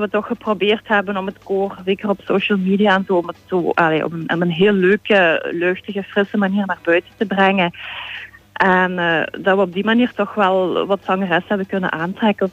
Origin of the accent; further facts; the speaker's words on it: Sint-Pieters-Voeren, Flanders, Belgium; moved away as an adult; now in Hasselt, Belgium; ik ben, eh, opgegroeid in Sint-Pieterswoerden.